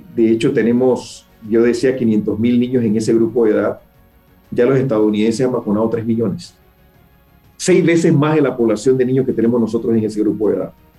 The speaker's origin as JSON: {"language": "Spanish", "country": "Panama", "said": "como panameños"}